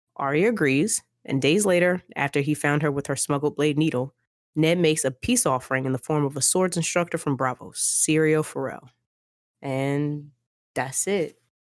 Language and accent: English; United States; I am an American.